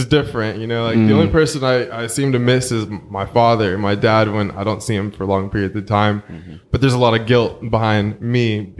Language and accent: English; New York City, New York, United States; moved away; also born or lived in Fremont, California; But my memory starts off in Canarsie, Brooklyn. Growing up there with my mom and her, I guess, ex-husband, whatever he was.